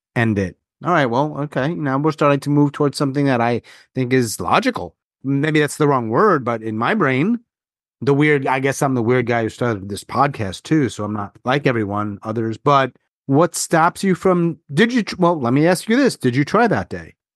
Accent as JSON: {"language": "English", "region": "New York", "country": "United States", "said": "I'm from New York"}